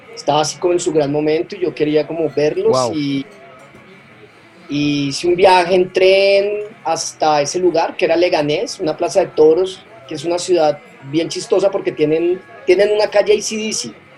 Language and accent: Spanish; Colombia; also born or lived in Bogotá; mi país